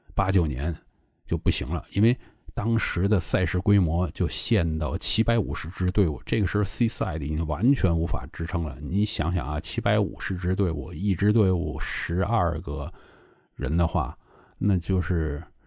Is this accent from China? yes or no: yes; China; 对于我们中国人来讲